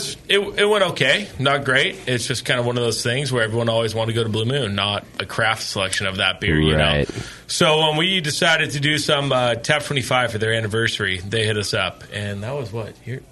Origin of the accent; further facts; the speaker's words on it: Livermore, California, United States; It's not, I grew up